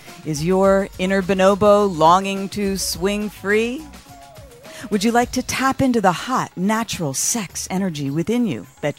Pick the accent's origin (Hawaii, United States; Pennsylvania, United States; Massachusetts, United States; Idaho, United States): Pennsylvania, United States; Philadelphia; I'm from Philly, but it's a different spelling.